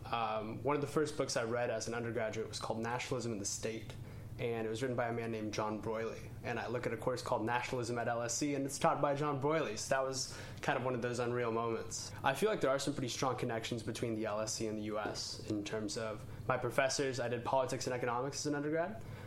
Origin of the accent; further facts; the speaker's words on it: Fresno, California, United States; moved away as an adult; now in London, United Kingdom; I was born and raised in Fresno, California.